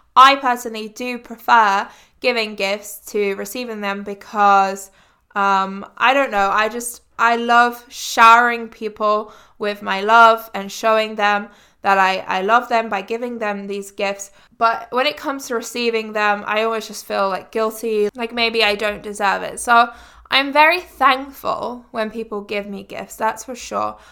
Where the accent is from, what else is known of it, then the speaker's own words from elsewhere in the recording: England, United Kingdom; growing up in England